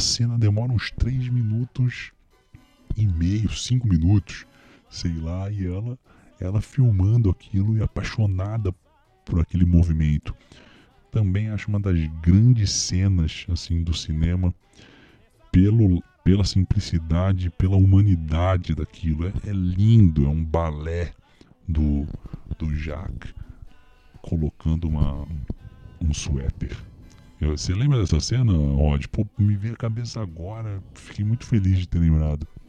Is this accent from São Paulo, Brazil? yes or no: no; Rio de Janeiro, Brazil; eu que sou carioca